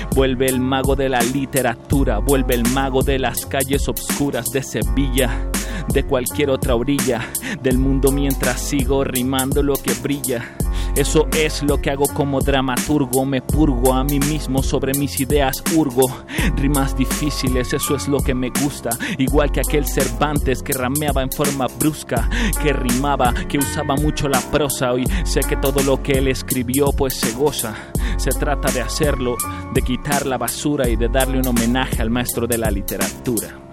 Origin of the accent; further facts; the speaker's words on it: Tijuana, Baja California, Mexico; yo nací en Tijuana, Baja California un 24 de marzo de 1986